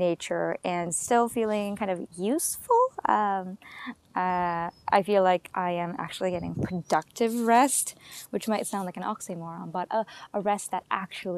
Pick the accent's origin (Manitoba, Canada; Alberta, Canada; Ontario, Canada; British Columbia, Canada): British Columbia, Canada; White Rock; White Rock, which is actually my hometown